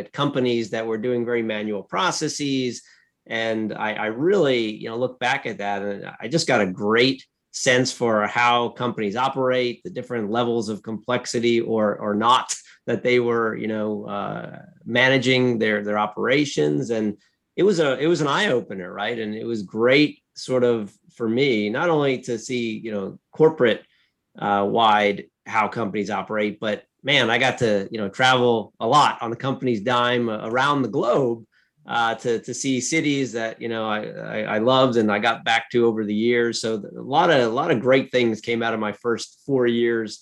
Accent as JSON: {"language": "English", "town": "Woodbridge", "region": "New Jersey", "country": "United States", "tie": "born or raised there", "moved": "yes", "lives_now": "Pittsburgh, United States", "said": "I grew up in Central Jersey, often unknown to most, because you typically hear folks from North Jersey or South Jersey, but I was from Central Jersey, and the town was called Woodbridge"}